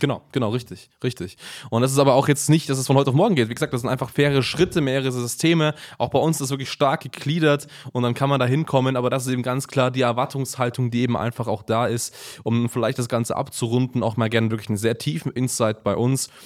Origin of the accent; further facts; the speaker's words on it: Germany; bei uns in Deutschland